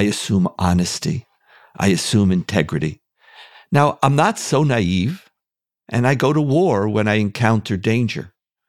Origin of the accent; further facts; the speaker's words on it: Canada; also born or lived in United States / Israel; I have lived a privileged life growing up in Canada, United States, Israel.